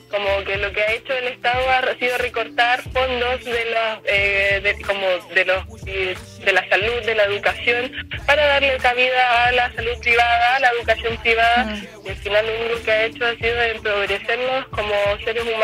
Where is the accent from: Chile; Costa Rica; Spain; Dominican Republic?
Chile; como pueblo chileno.